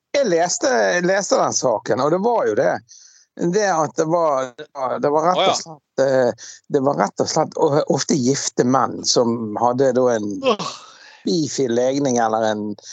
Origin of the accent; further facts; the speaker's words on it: Bergen, Vestland, Norway; moved away as an adult; also born or lived in Scotland; now in Askøy, Norway; vi vokste opp på Laksevåg